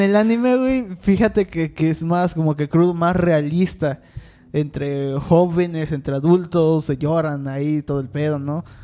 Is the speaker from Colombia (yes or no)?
no; Mexico; hay que apoyar como mexicanos